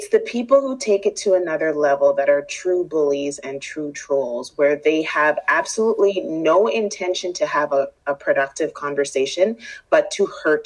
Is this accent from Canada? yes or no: yes; Winnipeg, Manitoba, Canada; I'm born and raised here in Winnipeg, and I grew up in Transcona